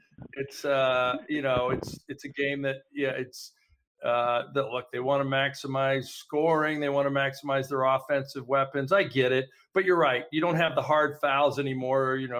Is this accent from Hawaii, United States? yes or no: yes; Hawaii, United States; growing up in Hawaii, I was sort of a big guy.